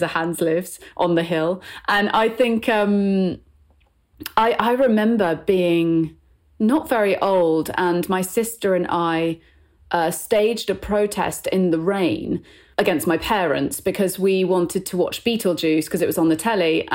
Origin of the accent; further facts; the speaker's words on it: Bristol, South West England, United Kingdom; I'm from the West Country, and I went to school in Bristol